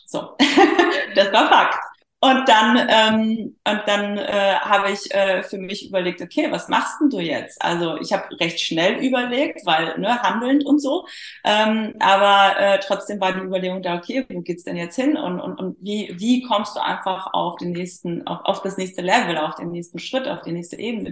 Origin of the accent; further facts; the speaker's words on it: Poland; moved away; also born or lived in Germany; ich bin halt geborene Polin